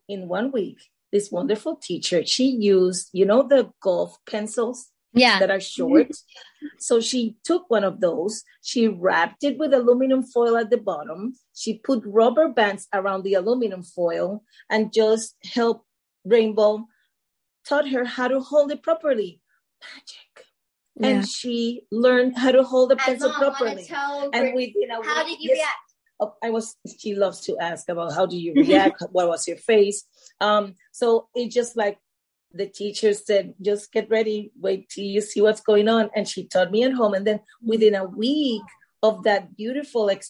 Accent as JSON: {"language": "English", "country": "Puerto Rico", "moved": "as an adult", "lives_now": "United States", "said": "I'm from Puerto Rico"}